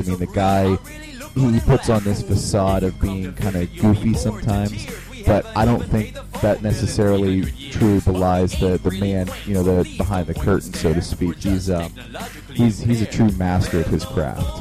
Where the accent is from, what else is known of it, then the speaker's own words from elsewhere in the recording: Pittsburgh, Pennsylvania, United States; I am from Pittsburgh